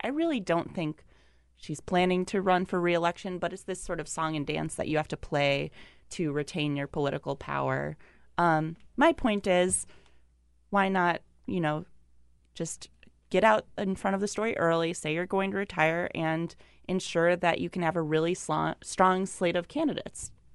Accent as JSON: {"language": "English", "region": "Wisconsin", "country": "United States", "moved": "yes", "said": "I'm from Wisconsin"}